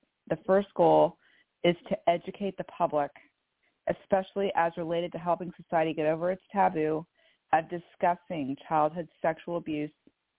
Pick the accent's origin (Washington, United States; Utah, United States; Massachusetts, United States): Washington, United States; Bellevue; I am from Bellevue, Washington.